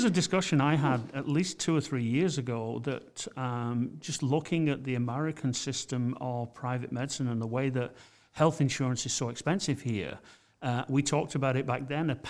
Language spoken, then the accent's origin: English; England, United Kingdom; I'm from England